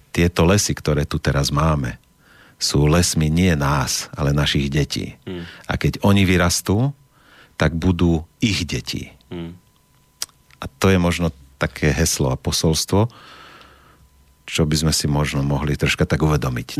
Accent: Slovakia; sme hrdí Slováci

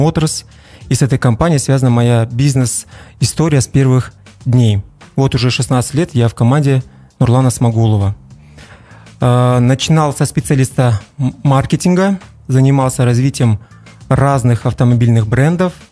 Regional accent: Shymkent, Turkistan Region, Kazakhstan; also born or lived in Almaty; я родом из Казахстана, из города Шымкент

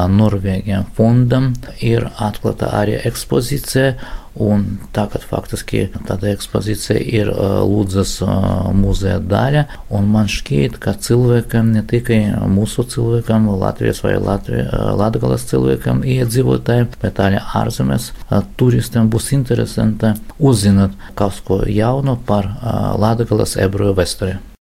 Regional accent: Latgale, Latvia; Latvija tas ir mana, mana dzimtene, tevzeme

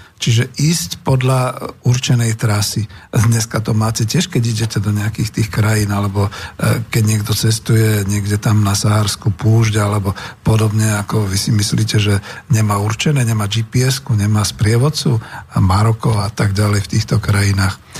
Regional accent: Bratislava, Bratislava Region, Slovakia; my sme z Bratislavy.

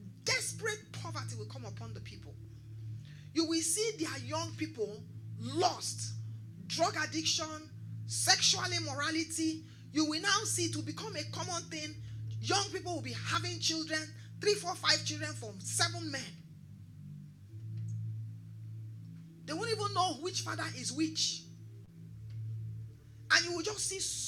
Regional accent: Nigeria

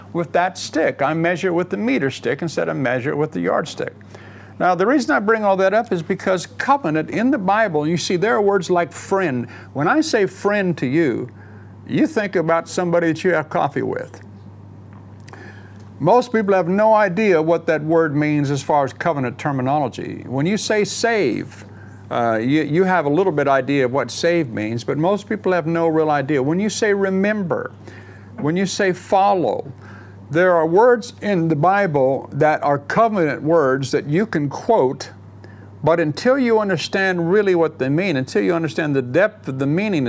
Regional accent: United States; moved away as an adult; now in England, United Kingdom; I grew up in America

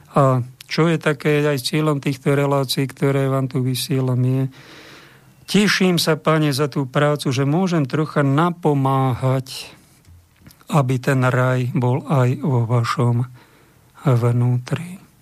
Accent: Bojnice, Trenčín Region, Slovakia; v mojom rodnom meste

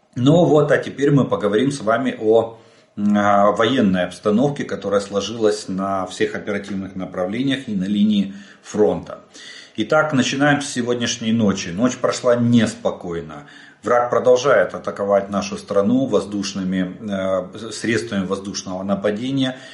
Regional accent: Ukraine; мы из Украины

